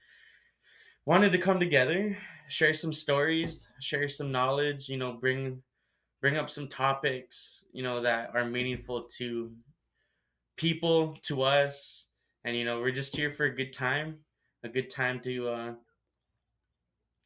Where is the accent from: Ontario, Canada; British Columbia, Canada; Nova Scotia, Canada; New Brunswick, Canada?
British Columbia, Canada; Vancouver; I've lived here in Vancouver, BC, Canada, Earth for all my life